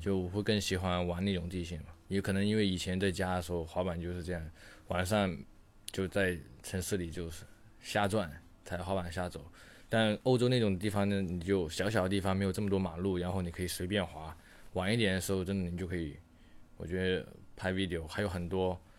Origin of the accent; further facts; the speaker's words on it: China; 我是中国人